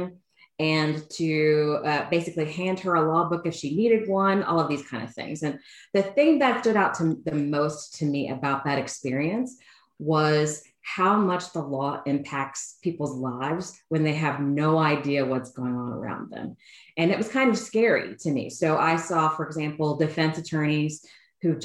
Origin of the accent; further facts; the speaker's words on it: College Station, Texas, United States; moved away as an adult; also born or lived in New York City; I am originally from Bryan College Station, Texas.